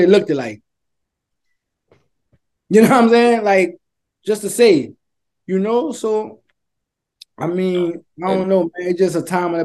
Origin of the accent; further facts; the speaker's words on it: the South, United States; growing up in the South